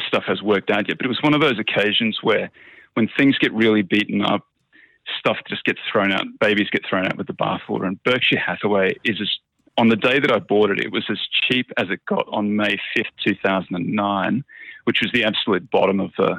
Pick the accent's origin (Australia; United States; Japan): Australia; I'm Australian.